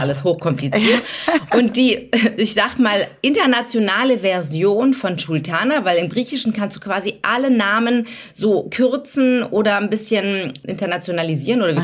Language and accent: German; Hamburg, Germany; now in Berlin, Germany; Deswegen bin ich äh, durch und durch Berlinerin, obwohl ich eigentlich Hamburgerin bin